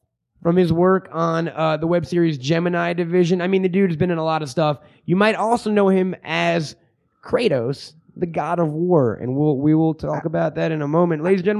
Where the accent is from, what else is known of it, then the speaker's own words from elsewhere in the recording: United States; I'm obviously from America